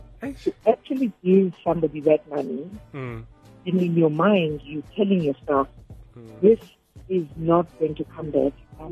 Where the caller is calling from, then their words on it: Benoni, Gauteng, South Africa; I'm calling from Benoni.